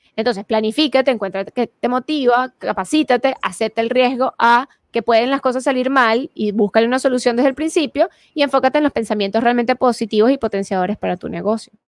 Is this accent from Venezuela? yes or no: yes; Venezuela; yo soy venezolana